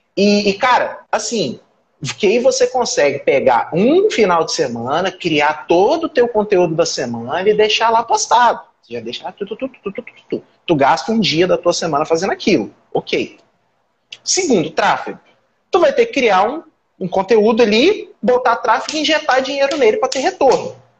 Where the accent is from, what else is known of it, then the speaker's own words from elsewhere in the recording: Brazil; eu sou brasileiro